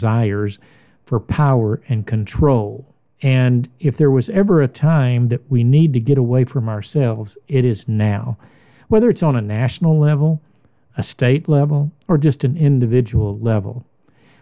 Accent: United States; I'm an American

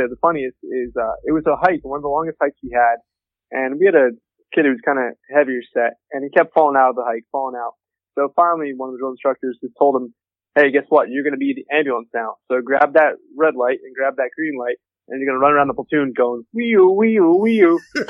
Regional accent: Bethlehem, Pennsylvania, United States; also born or lived in Kaneohe Bay, Hawaii; now in Orlando, United States; No, I'm actually from Bethlehem, Pennsylvania.

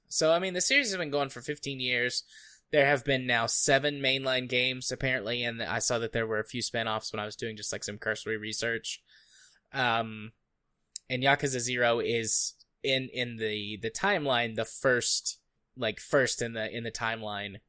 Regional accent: United States; as an American

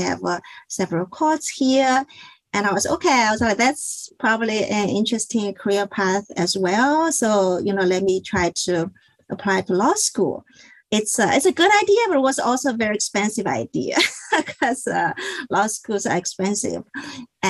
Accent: China; moved away as an adult; also born or lived in Connecticut; now in Washington, D.C. area, United States; I was born and I grew up in China.

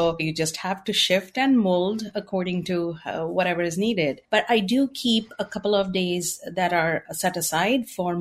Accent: India; moved away; I am originally from India

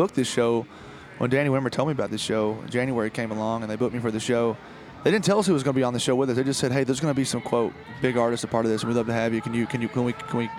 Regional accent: Taylorsville, Kentucky, United States; moved away as an adult; now in Nashville, United States; I am from Taylorsville, Kentucky, which is a little small town about 40 minutes from right where we're sitting. And I grew up on a tobacco farm there in Kentucky

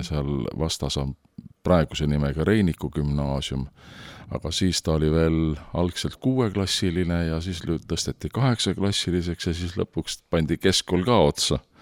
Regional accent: Tartu, Tartu County, Estonia; ma olen sündinud Tartus

